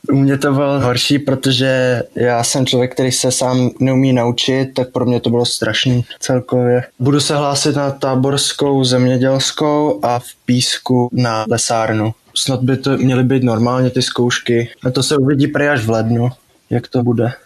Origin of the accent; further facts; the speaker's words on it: Osek, Czechia; jsem z Oseka